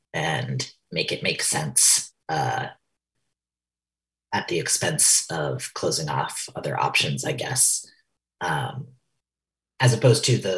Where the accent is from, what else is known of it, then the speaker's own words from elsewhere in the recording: New York, United States; that story taking place in kind of a facsimile of my hometown in a very rural part of upstate New York